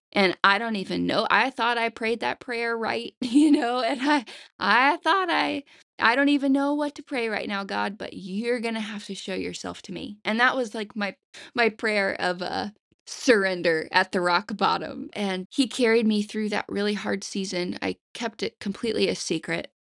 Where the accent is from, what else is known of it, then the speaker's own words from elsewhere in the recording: the Bible Belt, United States; I grew up in the Bible Belt